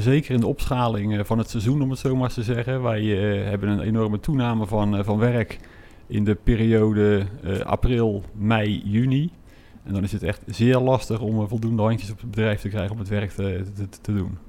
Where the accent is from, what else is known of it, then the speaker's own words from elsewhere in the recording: Westland, South Holland, Netherlands; Wij zijn eh, geboren en getogen Westlanders